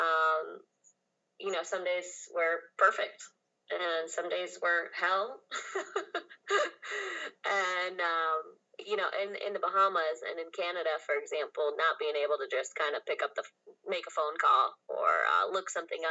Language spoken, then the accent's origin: English; Grand Rapids, Michigan, United States; I grew up in Grand Rapids, Michigan